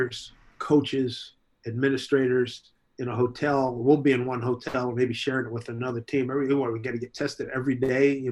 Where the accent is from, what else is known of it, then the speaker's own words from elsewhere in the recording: Philadelphia, Pennsylvania, United States; now in New York City, United States; When I was a kid growing up in Philly